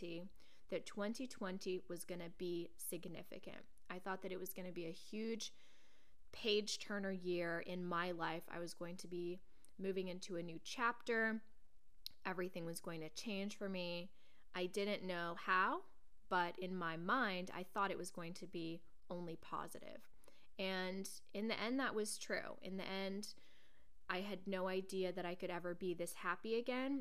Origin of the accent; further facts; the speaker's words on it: Portland, United States; moved away as an adult; now in New York, United States; growing up in Portland, I had many, many lifelong friends who knew me inside and out